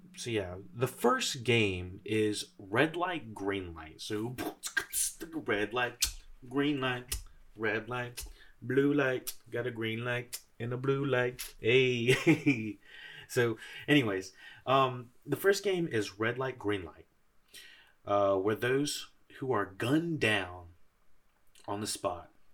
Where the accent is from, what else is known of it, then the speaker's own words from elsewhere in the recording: United States; I'm an American